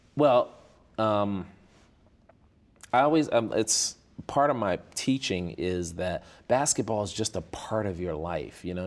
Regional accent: Chicago, Illinois, United States; moved away as an adult; growing up on the South Side of Chicago

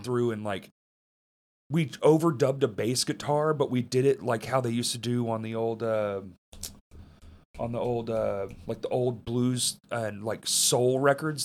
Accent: Bryant, Arkansas, United States; moved away; also born or lived in Little Rock, Arkansas; I don't say I'm from fucking Bryant, dude. I say Little Rock.

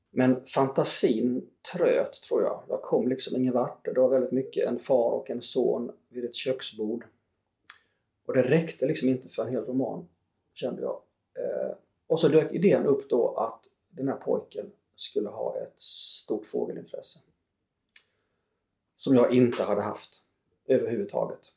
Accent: Småland, Sweden; myren hemma i Småland

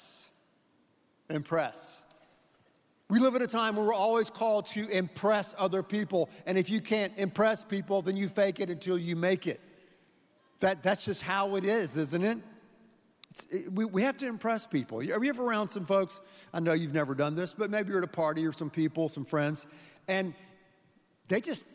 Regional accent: Texas, United States; we're from Texas.

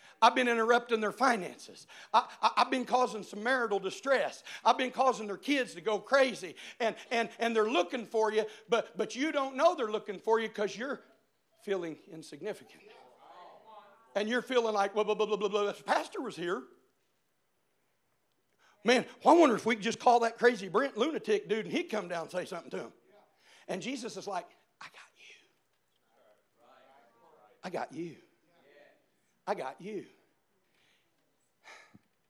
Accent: Indiana, United States; I'm from Indiana

